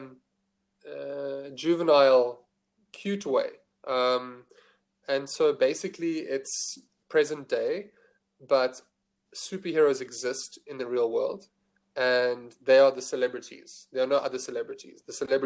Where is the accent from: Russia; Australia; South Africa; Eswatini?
South Africa; Johannesburg, Gauteng; moved away as an adult; now in Cape Town, South Africa; I'm from Johannesburg